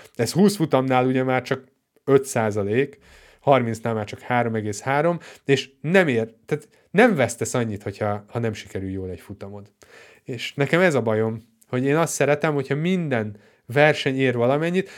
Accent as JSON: {"language": "Hungarian", "country": "Hungary", "said": "magyar vagyok"}